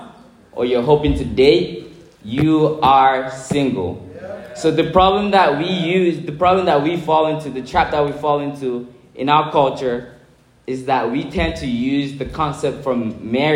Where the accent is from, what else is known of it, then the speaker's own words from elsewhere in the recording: Nigeria; first language English; moved away as an adult; now in Milwaukee, United States; I'm from Nigeria, I moved to the United States 8 years ago